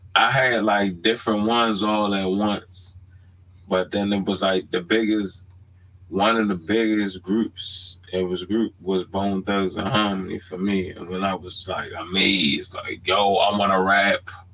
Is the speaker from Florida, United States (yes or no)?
no; Baltimore, Maryland, United States; moved away; I'm born and raised in Baltimore. I haven't always lived in Baltimore